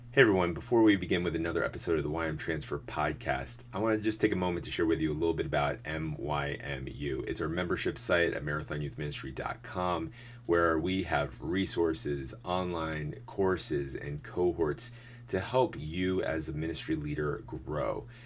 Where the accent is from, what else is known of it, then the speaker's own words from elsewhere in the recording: Mountain Lakes, New Jersey, United States; I grew up in my small church in St. Catherine of Siena in Mountain Lakes